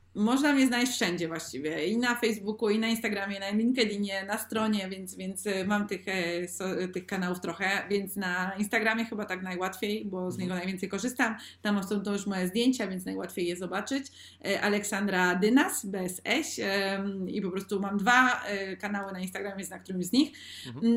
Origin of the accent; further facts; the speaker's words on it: Sosnowiec, Silesian Voivodeship, Poland; now in Spain; u mnie w Sosnowcu. Jestem teraz w Polsce, ja obecnie mieszkam w Hiszpanii